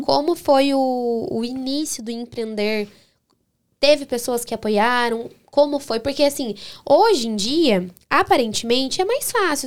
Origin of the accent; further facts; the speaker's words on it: Baiti, Paraná, Brazil; Baiti é minha terrinha.